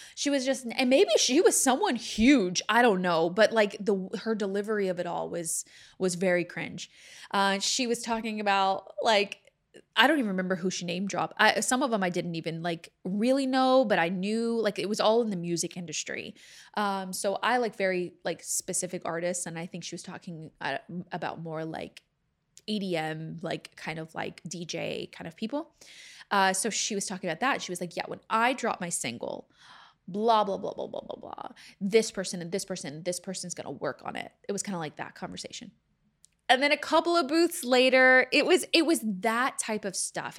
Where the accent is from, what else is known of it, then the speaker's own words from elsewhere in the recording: Texas, United States; accent: Southern; moved away as an adult; also born or lived in Louisiana; now in Los Angeles, United States; I am from there. I grew up there